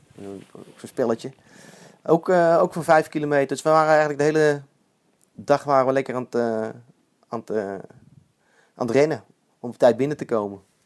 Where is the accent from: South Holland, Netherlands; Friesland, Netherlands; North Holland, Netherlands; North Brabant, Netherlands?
North Brabant, Netherlands; Eindhoven; ik kom zelf van Eindhoven.